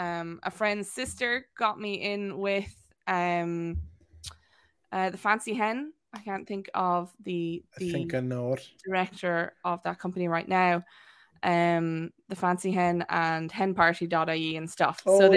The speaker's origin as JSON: {"language": "English", "town": "Wexford", "region": "Leinster", "country": "Ireland", "accent": "neutral", "said": "actually originally from Wexford, and nobody can place me really because my accent is quite neutral. So I come from Wexford, went to boarding school in Waterford, then went to college in UL"}